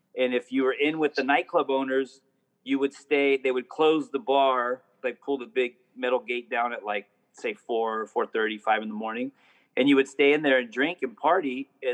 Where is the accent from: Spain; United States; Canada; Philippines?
United States; Chula Vista, California; I grew up in a place called Chula Vista, which is 7 minutes from the border.